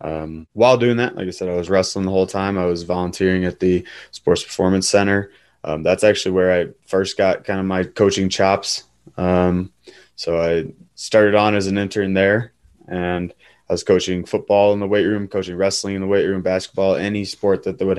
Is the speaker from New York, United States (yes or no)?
no; central Illinois, United States; I grew up in a pretty rural town and in the central Illinois